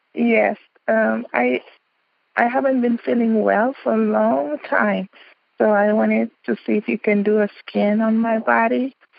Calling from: Houston, Texas, United States; I'm calling from Houston, Texas

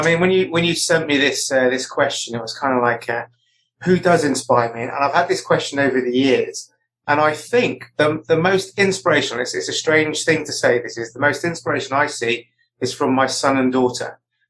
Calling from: Chippenham, South West England, United Kingdom; I am in the West Country in Wiltshire in a little town called Chippenham.

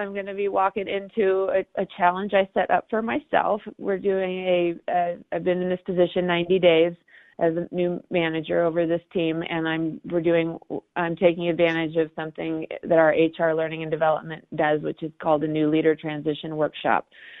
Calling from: Denver, Colorado, United States; So I'm calling from Denver.

